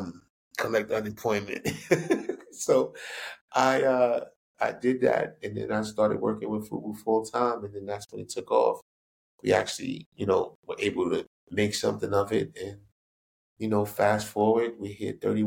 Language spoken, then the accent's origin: English; New York City, New York, United States; I grew up in Queens Village, New York